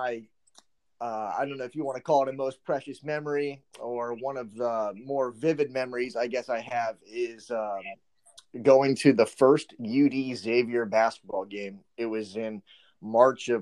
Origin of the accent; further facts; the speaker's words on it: Cincinnati, Ohio, United States; also born or lived in Mason, Ohio; I'm a Cincy born guy